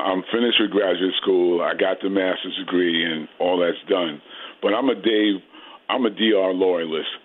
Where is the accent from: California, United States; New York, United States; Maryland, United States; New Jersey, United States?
New York, United States; New York City; moved away; I'm from Queens originally